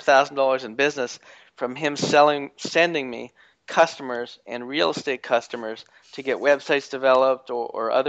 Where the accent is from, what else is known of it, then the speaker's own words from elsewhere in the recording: Canada; I'm from Canada